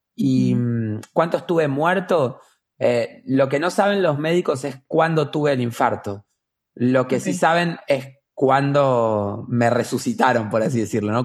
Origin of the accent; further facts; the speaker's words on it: Argentina; vivo en Argentina, nací en Argentina